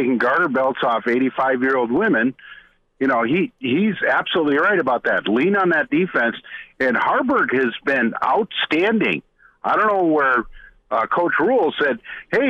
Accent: Minneapolis, Minnesota, United States; now in Nebraska, United States; I'm from Minneapolis, but I've lived in Nebraska since 1990

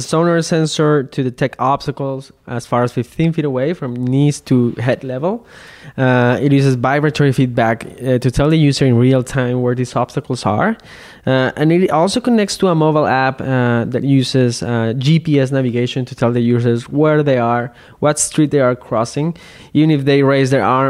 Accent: Mexico; I'm from Mexico

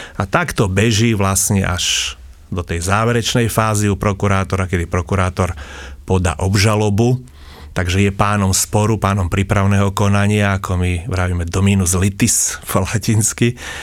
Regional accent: Snina, Prešov Region, Slovakia; som východniar, som zo Sniny, a teda Rusín

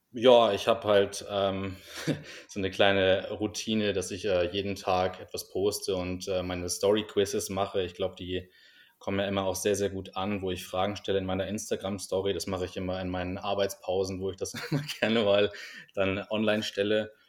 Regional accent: Hamburg, Germany; moved away as an adult; also born or lived in United States; now in Vienna, Austria; ich komme ursprünglich aus Hamburg und ähm, bin vor etwa zehn Jahren nach Wien gezogen, um hier zu studieren

